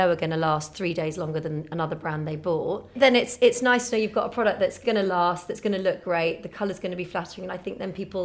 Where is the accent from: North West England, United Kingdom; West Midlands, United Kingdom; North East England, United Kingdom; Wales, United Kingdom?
North West England, United Kingdom; I grew up in Northwest